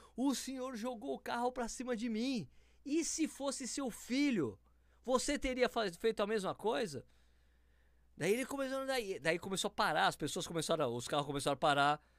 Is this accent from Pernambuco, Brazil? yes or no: no; São Paulo, Brazil; moved away; eu sou paulistano, né? Morava em São Paulo.